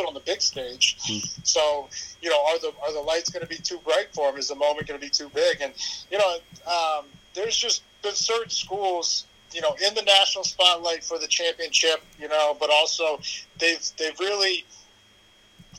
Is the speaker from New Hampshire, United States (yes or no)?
no; Massachusetts, United States; moved away; also born or lived in San Diego, California / Maine; I was born in San Diego during the strike year, but because my dad played for the Patriots, I grew up in Massachusetts.